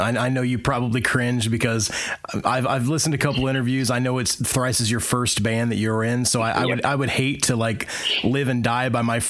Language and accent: English; Indiana, United States; living in the middle of the country, which is where … are from, we're from Indiana.